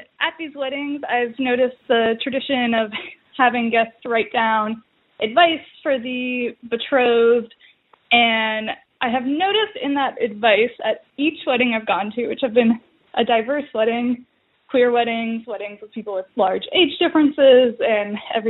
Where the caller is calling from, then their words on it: Midwest, United States; I'm calling from the Midwest as a millennial woman who is starting to attend a lot of my friends' weddings.